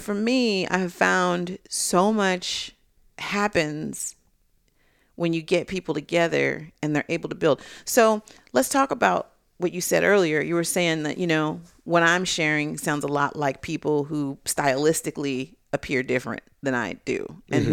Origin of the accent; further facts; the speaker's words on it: California, United States; I'm from California